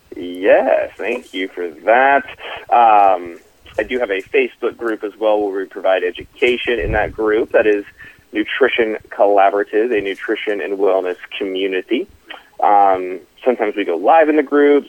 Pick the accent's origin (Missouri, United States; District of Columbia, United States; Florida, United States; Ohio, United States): Ohio, United States; Dayton; moved away as an adult; also born or lived in Cincinnati, Ohio; now in Dallas, United States; born and raised though in, in Dayton, Ohio